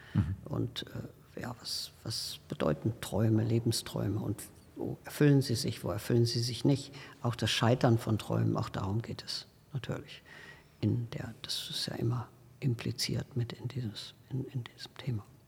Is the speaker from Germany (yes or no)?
yes; North Rhine-Westphalia, Germany; moved away; ich bin ja auf dem Land geboren in Westfalen und ähm, bin äh, dort auch auf dem Land in eine äh, Schule äh, gegangen